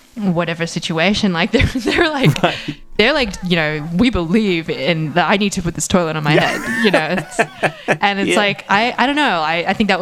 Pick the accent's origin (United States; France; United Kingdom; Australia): Australia; moved away; I'm not American, and I feel like that I'm Australian